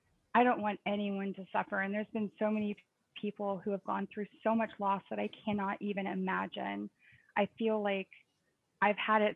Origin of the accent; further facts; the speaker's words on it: Texas, United States; we grew up in Texas.